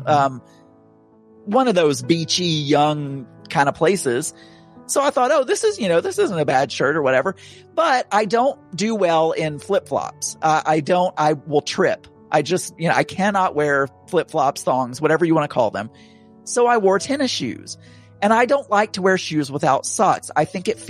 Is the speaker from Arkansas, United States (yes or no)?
yes; Arkansas, United States; accent: Southern; moved away as an adult; also born or lived in England / Dallas; I was raised in Arkansas.